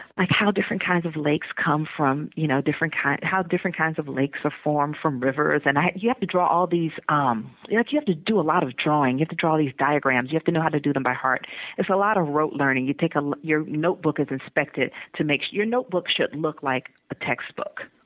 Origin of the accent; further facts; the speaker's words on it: Atlanta, Georgia, United States; moved away as an adult; also born or lived in Iowa / Texas; I'm from Atlanta, and I was living in Iowa.